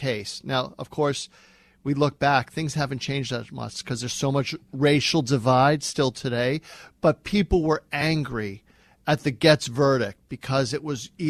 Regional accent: Westchester, New York, United States; we grew up in Westchester.

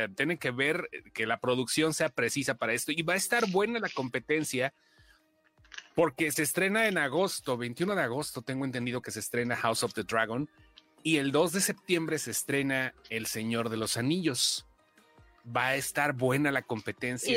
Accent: Mexico; como mexicano

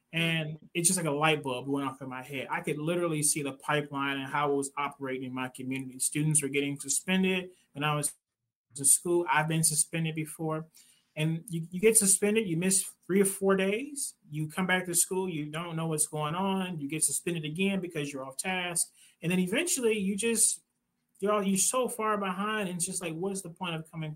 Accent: Detroit, Michigan, United States; I'm from Detroit. I went to Wayne State University

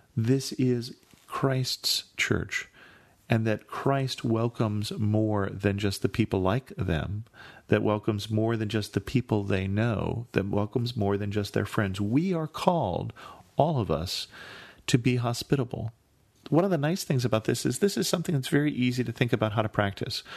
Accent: California, United States; I grew up in California

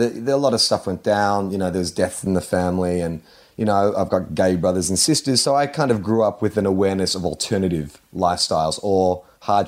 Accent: Melbourne, Victoria, Australia; I said, Brighton.

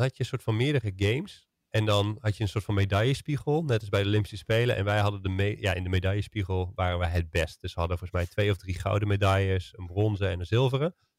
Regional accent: Netherlands; als Nederlanders

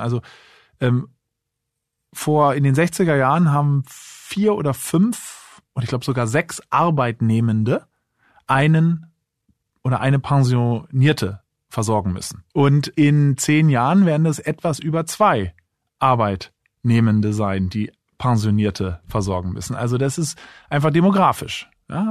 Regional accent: Berlin, Germany; also born or lived in Munich; Ich wohne zwar selber jetzt in Berlin, bin auch Berliner

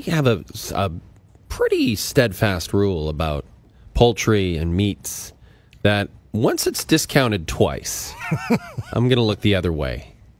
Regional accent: Athabasca, Alberta, Canada; born or raised there

